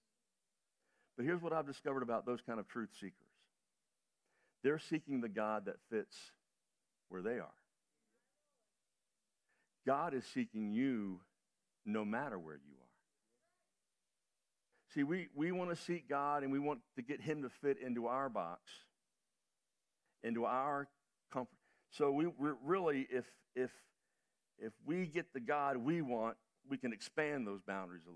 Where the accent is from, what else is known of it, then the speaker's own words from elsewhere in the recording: United States; being an American traveling around the world